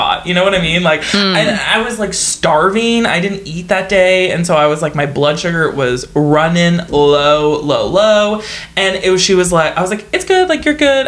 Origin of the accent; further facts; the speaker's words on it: Canada; We're Canadian.